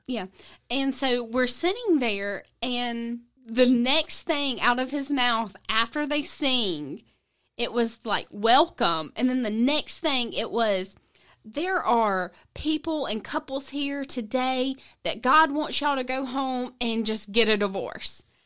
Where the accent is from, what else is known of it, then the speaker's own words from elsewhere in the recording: South Georgia, United States; I grew up in South Georgia area